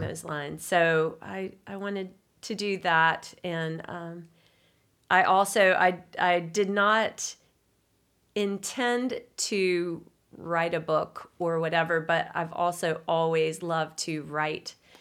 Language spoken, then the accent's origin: English; Signal Mountain, Tennessee, United States; I grew up on Signal Mountain, a mountain girl